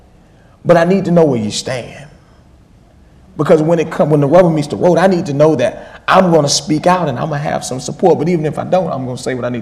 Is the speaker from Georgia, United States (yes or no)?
yes; Georgia, United States; now in Boston, United States; I'm from Georgia